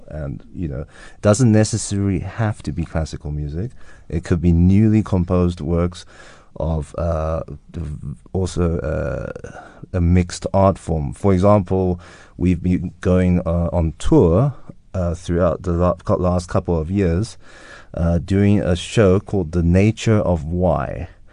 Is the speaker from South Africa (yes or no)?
yes; South Africa; now in London, United Kingdom; growing up in South Africa and experiencing life here